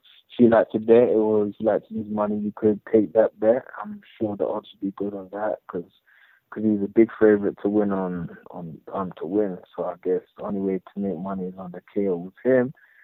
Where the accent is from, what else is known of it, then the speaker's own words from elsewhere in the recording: United Kingdom; being British